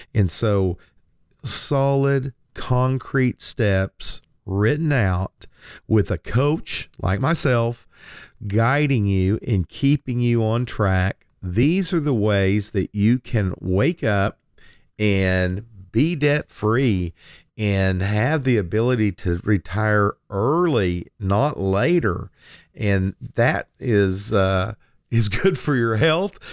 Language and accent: English; Lindsay, Oklahoma, United States; when I was a young man growing up in Lindsay, Oklahoma